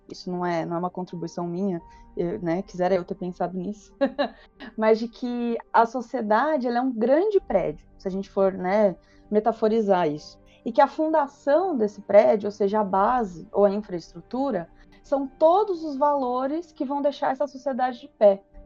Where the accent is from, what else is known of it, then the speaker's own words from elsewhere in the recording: São Paulo, Brazil; eu, eu sou de São Paulo